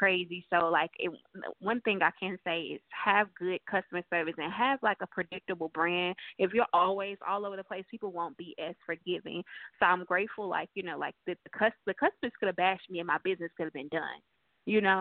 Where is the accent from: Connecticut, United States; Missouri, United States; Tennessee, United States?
Missouri, United States; St. Louis; moved away as an adult; also born or lived in California; now in Charlotte, United States; I'm originally from St. Louis, Missouri, and last year we were living in California. This year we're living in Charlotte